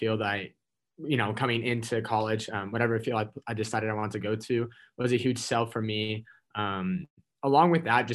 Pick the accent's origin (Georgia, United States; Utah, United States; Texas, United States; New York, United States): Utah, United States; Salt Lake City; moved away as an adult; now in Spokane, United States; I grew up in Salt Lake City